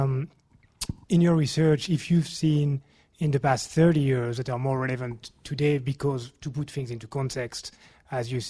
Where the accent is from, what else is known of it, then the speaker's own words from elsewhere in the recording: France; now in London, United Kingdom; I'm from France. I live here in London